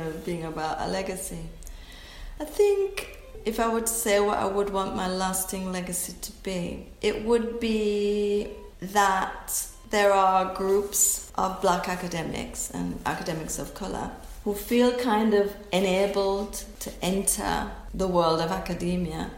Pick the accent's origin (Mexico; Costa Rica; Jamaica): Jamaica; I'm Jamaican.